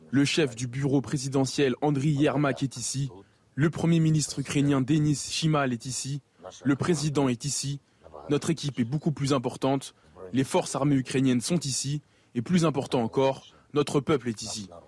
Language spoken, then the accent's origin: French; Netherlands; Je suis originaire des Pays-Bas. Nous avons une reine également là-bas.